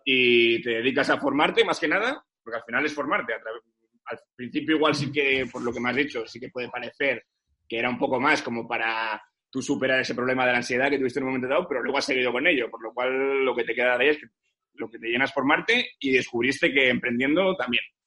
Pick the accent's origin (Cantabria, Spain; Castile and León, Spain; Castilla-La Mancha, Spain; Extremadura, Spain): Cantabria, Spain; Santander; yo soy de Santander